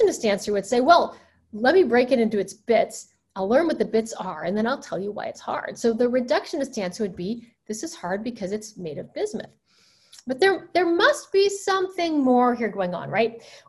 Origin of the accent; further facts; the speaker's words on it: Alabama, United States; I used to find hunks of quartz in my backyard growing up in Alabama